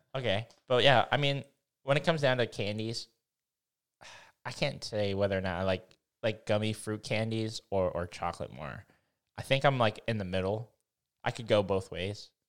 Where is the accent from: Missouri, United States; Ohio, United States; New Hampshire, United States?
Missouri, United States; I'm, I'm from Missouri